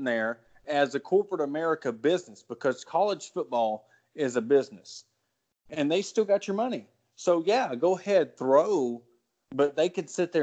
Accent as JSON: {"language": "English", "town": "Ozark", "region": "Arkansas", "country": "United States", "tie": "born or raised there", "said": "born and raised in Ozark, Arkansas"}